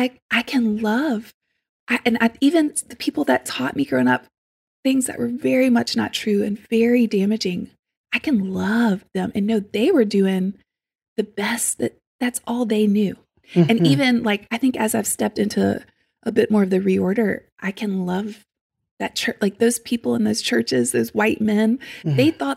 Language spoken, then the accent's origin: English; Deep South, United States; I also, again, growing up in the Deep South, family members, all, you know, there's people in my family that I love